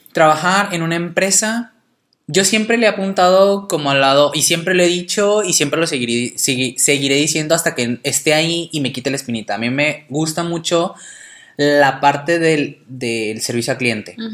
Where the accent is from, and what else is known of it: Mexico